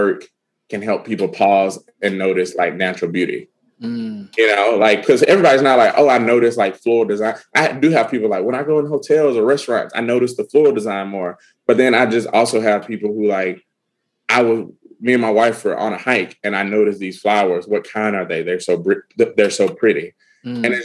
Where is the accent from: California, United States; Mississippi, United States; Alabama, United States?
Alabama, United States; I'm from Alabama